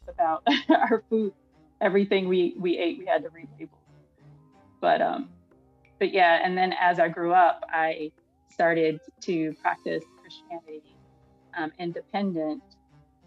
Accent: Maryland, United States; now in Washington, D.C., United States; I was born in Washington, D.C., but I grew up in Maryland in like the D.M.V. area. And I currently live in Washington, D.C., but I grew up in Maryland

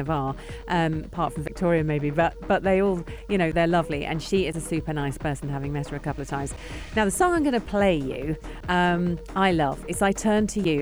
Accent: United Kingdom; being a Brit

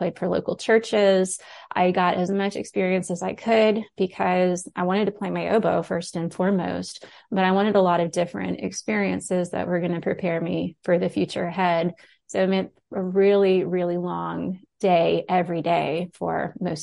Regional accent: Moncks Corner, South Carolina, United States; moved away as an adult; also born or lived in Tuscaloosa, Alabama; So I grew up in South Carolina. I grew up outside of Charleston in a little town called Monk's Corner

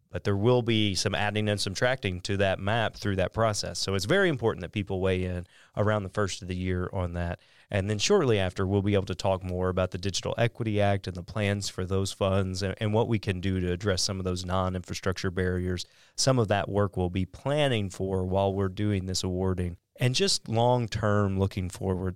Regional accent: Southeast Missouri, United States; I grew up in Southeast Missouri

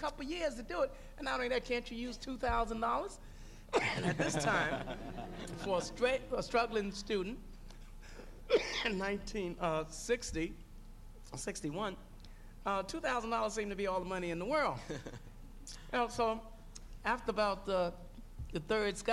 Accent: New York City, New York, United States; growing up in Harlem?

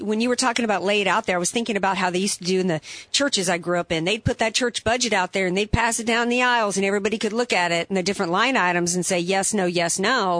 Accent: New Orleans, Louisiana, United States; I'm from the New Orleans area

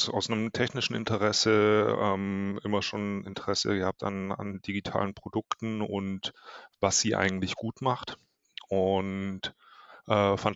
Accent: Ravensburg, Baden-Württemberg, Germany; now in Hamburg, Germany; Ähm, aus Ravensburg

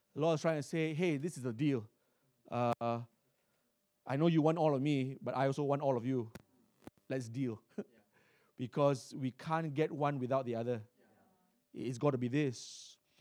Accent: Singapore; I was born in Singapore, uh, and, uh, back in nineteen seventy, uh, in a hospital, uh, called Kandang Kerbau.

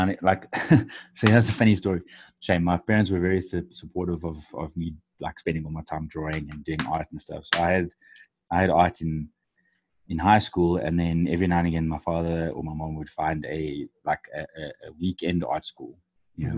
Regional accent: South Africa; I'm actually from South Africa

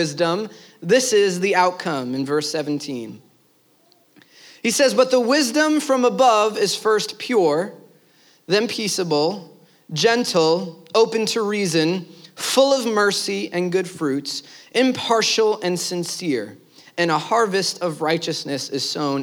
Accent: New York City, New York, United States; I'm from Brooklyn

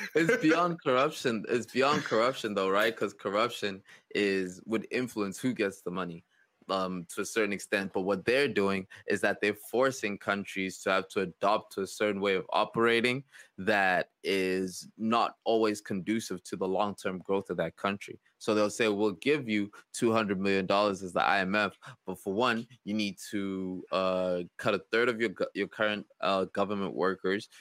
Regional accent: South Africa; It made me think of my home country

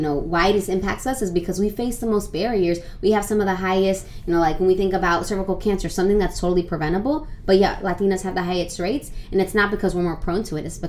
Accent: Phoenix, Arizona, United States; also born or lived in New Jersey; I grew up most of my life in Arizona. So I grew up in Phoenix

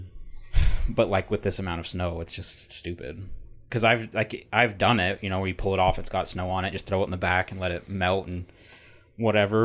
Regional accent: Utah, United States; I'm from Utah

